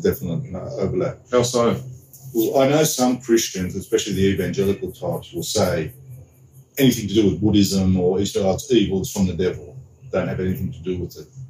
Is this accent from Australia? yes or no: yes; Sydney, New South Wales, Australia; growing up in Sydney, Australia in the 1970s